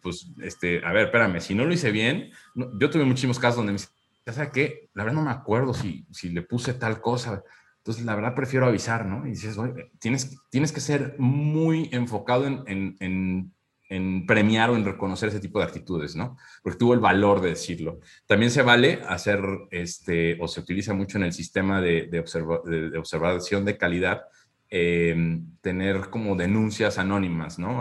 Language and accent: Spanish; Mexico; now in Querétaro, Mexico; somos muy empáticos como cultura mexicana